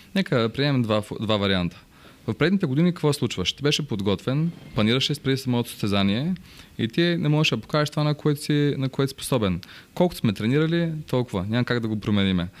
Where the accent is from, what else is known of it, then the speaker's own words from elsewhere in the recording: Bansko, Blagoevgrad Province, Bulgaria; Аз съм роден в Банско